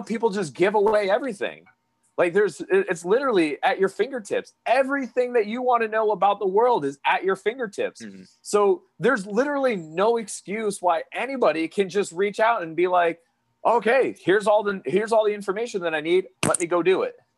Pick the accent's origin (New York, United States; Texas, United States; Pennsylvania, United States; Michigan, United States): Pennsylvania, United States; moved away as an adult; now in Florida, United States; I was born and raised in Pennsylvania. My family is from Hawaii